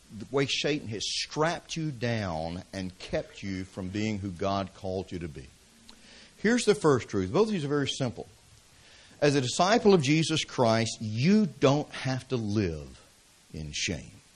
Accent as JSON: {"language": "English", "town": "Atlanta", "region": "Georgia", "country": "United States", "tie": "born or raised there", "said": "I grew up in the city. I grew up in Atlanta, Georgia."}